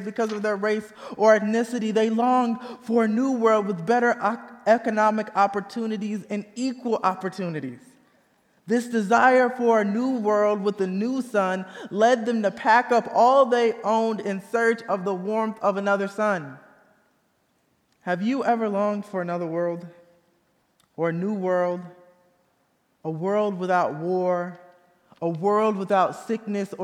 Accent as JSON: {"language": "English", "region": "Indiana", "country": "United States", "tie": "born or raised there", "moved": "yes", "said": "Even though I was born and raised in Indiana, my family is originally from the rural South."}